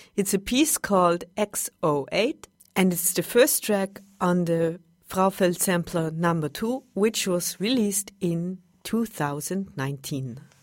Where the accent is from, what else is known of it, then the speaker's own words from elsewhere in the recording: Vienna, Austria; I'm from Vienna